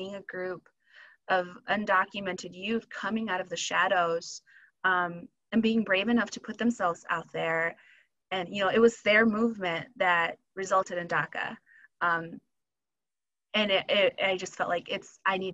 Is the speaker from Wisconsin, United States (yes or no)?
yes; Wisconsin, United States; also born or lived in Michoacán, Mexico / California; I was seven when we moved to Wisconsin